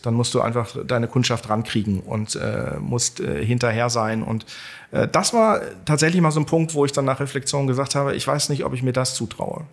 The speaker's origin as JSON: {"language": "German", "town": "Barsinghausen", "region": "Lower Saxony", "country": "Germany", "tie": "born or raised there", "also_born_or_lived": "Bad Nenndorf / Hanover", "said": "ich bin Hannoveraner, also ich bin ähm, Allerdings auch nicht in Hannover direkt geboren, sondern in Basinghausen"}